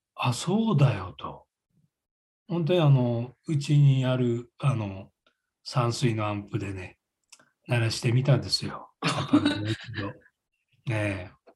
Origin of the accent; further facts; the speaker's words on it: Kamaishi, Iwate, Japan; accent: Kamaishi dialect; ちょっと釜石弁にこだわってる